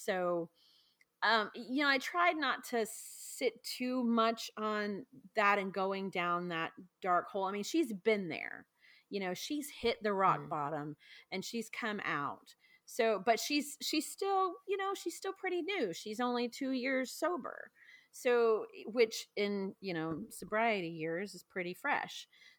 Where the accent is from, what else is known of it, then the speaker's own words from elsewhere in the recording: the South, United States; like I said, I'm from the South. So small towns kind of remind me of, you know, the perception of a Southern belle.